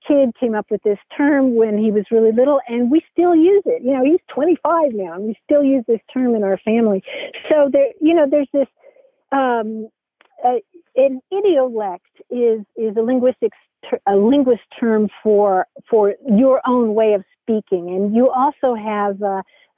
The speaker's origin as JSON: {"language": "English", "region": "Kentucky", "country": "United States", "tie": "born or raised there", "said": "I grew up in Kentucky"}